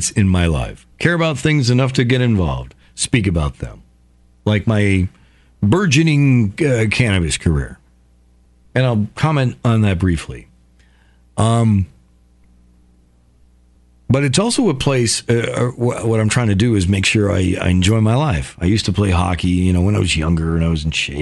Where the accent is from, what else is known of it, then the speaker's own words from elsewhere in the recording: Somers, Connecticut, United States; I grew up in Somers, Connecticut, small town.